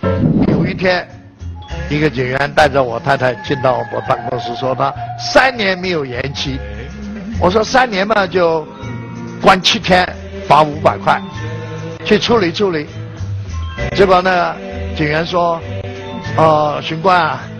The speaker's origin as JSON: {"language": "Chinese", "country": "China", "said": "我一生觉得很幸运，我是个中国人，我感到很光荣，我是一个中国人。我有一个中国梦，我们今天所有的人民，我们中国人，不管在国内在海外"}